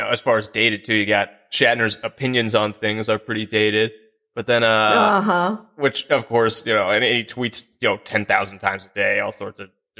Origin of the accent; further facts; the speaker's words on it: Kansas, United States; We're native Kansans.